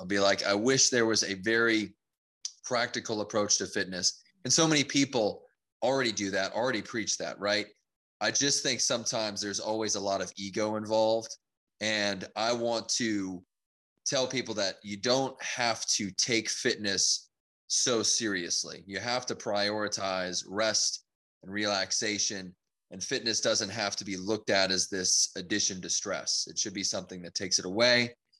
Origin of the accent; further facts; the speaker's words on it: Louisiana, United States; also born or lived in California; So I was very young when I moved over to Louisiana. So yeah, I most of my life is spent in Louisiana